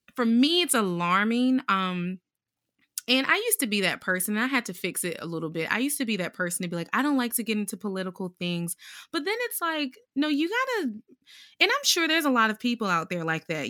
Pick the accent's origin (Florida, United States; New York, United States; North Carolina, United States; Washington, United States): North Carolina, United States; Durham; born and raised in North Carolina, Durham specifically